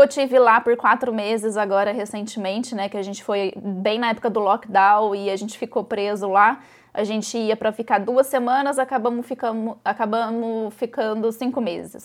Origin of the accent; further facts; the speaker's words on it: Brazil; now in Ireland; eu e meu marido somos brasileiros